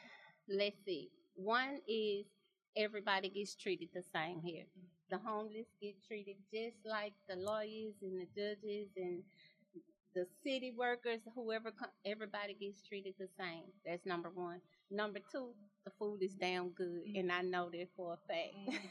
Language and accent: English; Alexandria, United States; I'm from Alexandria.